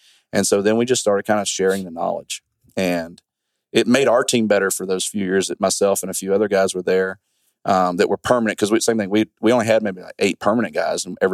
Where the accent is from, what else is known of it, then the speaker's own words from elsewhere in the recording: Mobile, Alabama, United States; moved away as an adult; I grew up in Mobile, Alabama